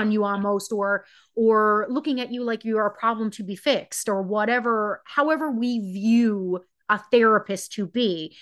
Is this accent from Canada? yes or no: yes; Newfoundland and Labrador, Canada; I am from Newfoundland, Canada